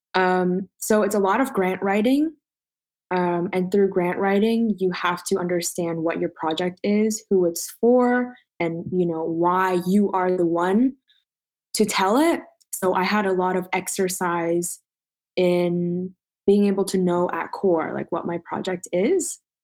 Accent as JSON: {"language": "English", "town": "Toronto", "region": "Ontario", "country": "Canada", "tie": "born or raised there", "moved": "as an adult", "lives_now": "Montreal, Canada", "said": "I'm currently in Montreal, born and raised in Toronto, though"}